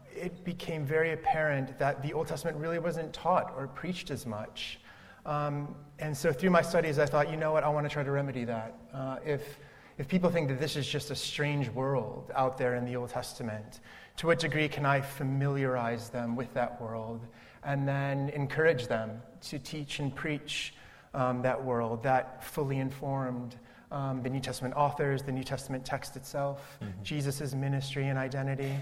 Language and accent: English; Cleveland, Ohio, United States; moved away as an adult; also born or lived in Southern California; now in United Kingdom; I grew up in Cleveland, Ohio, in the States.